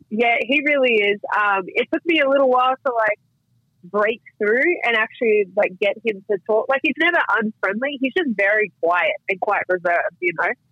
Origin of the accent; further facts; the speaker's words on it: Cairns, Queensland, Australia; now in United States; they're from where where I was born, like where I'm from